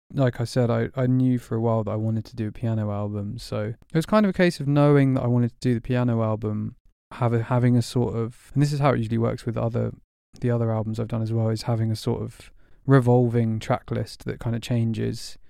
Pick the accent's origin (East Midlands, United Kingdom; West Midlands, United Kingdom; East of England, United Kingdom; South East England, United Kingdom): South East England, United Kingdom; Burgess Hill; moved away as an adult; also born or lived in Berlin, Germany; now in London, United Kingdom; moved to Burgess Hill in West Sussex when I was six, and then kinda grew up there